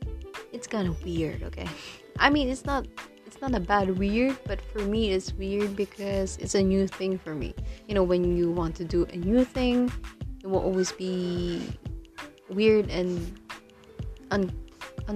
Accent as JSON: {"language": "English", "country": "Philippines", "first_language": "Tagalog", "second_language": "English", "said": "English is not my first language. It's Filipino, it's Tagalog."}